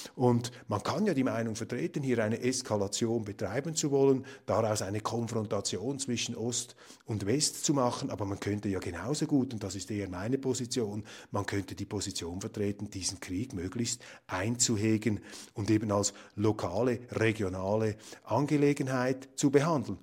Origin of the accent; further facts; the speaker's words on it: Switzerland; bei uns in der Schweiz